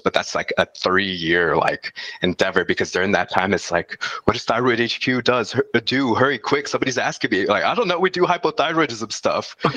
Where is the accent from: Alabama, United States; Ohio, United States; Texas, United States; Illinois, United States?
Texas, United States; El Paso; I'm from El Paso, Texas, uh, right on the border of Mexico and the United States of America